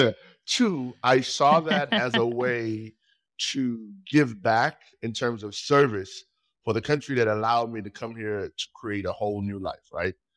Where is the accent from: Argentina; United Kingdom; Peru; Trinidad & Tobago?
Trinidad & Tobago; moved away as an adult; now in United States; I was born in Trinidad and Tobago